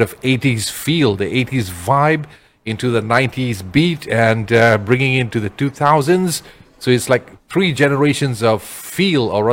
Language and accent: English; Perak, Malaysia; I'm from Perak